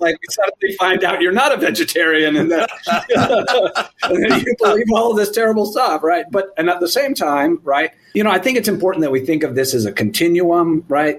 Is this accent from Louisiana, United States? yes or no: no; Eugene, Oregon, United States; i grew up in Eugene, Oregon, and the 70s and 80s